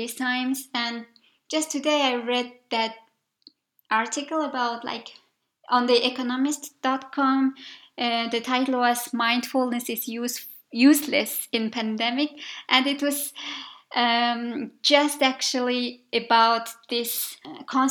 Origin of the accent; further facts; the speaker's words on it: Mongolia; also born or lived in Budapest, Hungary; I was from Mongolia